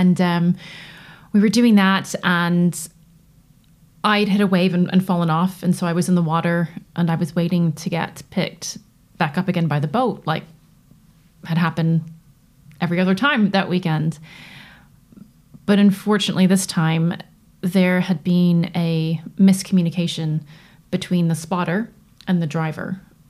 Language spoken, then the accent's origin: English; United States; As you can tell from my accent, I grew up in North America.